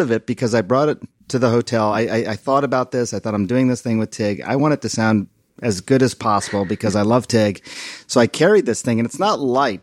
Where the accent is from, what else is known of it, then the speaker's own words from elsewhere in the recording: India; now in United States; my home country of one point two billion people